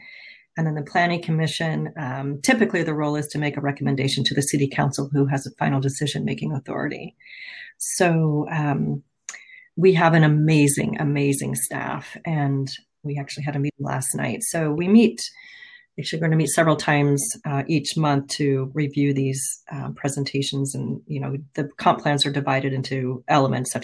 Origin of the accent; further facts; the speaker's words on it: Colorado, United States; moved away as an adult; also born or lived in San Diego / Washington State; now in Redmond, United States; I grew up in Colorado and worked for a couple of cities just outside of Denver